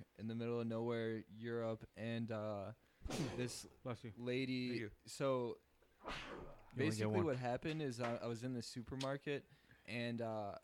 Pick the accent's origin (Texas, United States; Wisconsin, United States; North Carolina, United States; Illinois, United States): Illinois, United States; Chicago; I'm from Chicago